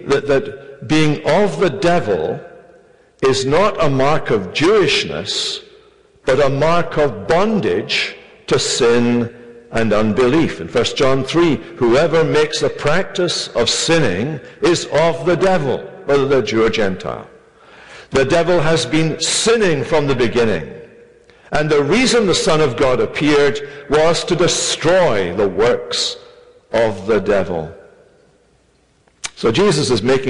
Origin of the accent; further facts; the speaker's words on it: Scotland, United Kingdom; moved away; I come from Scotland